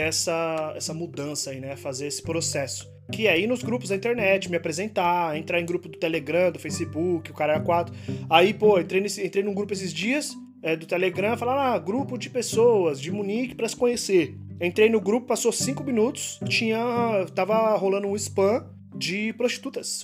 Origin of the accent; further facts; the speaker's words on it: Brazil; moved away; eu sou brasileiro